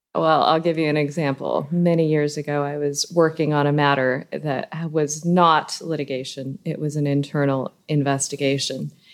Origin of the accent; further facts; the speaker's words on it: Southern California, United States; moved away as an adult; also born or lived in Miami; now in Boston, United States; born and raised in Southern California and then living in Miami for seventeen years.